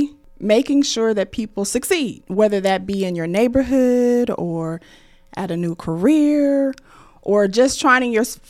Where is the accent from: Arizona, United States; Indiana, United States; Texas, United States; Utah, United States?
Indiana, United States; Muncie; I am born and raised and from Muncie